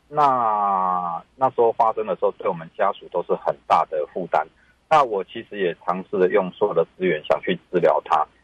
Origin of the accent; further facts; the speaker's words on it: Zuozhen, Tainan, Taiwan; 我来自偏乡嘛，我大概是，我， 我的家乡是台南市左镇，哦。那大， 大概是全台湾第二少人口的人，嗯。而且其实老化非常非常快的， 的地方嘛